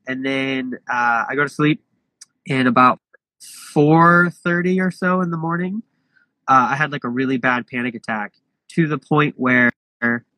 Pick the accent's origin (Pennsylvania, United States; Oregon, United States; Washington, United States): Oregon, United States; Portland; moved away; I'm originally from Portland, Oregon